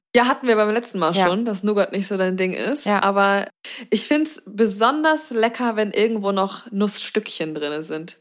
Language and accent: German; Zeven, Lower Saxony, Germany; now in Hamburg, Germany; bei uns in Zefen eine Eisdiele, eine einzige, und die gibt es aber schon seit anno dazu mal